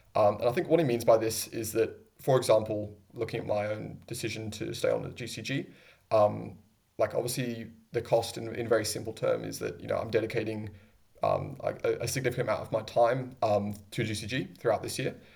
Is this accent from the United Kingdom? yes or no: yes; England, United Kingdom; now in Sydney, Australia; I was born there